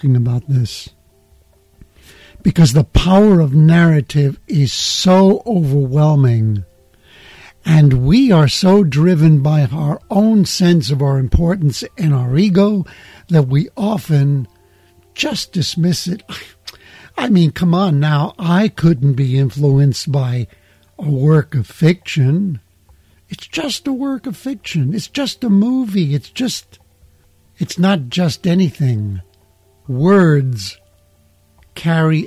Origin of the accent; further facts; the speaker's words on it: New York City, New York, United States; I'm from the United States. I'm from New York City